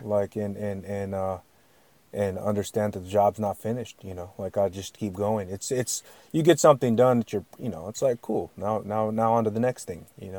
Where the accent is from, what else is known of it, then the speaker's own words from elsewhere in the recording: Yakutat, Alaska, United States; I'm from a village, I'm from Alaskan Village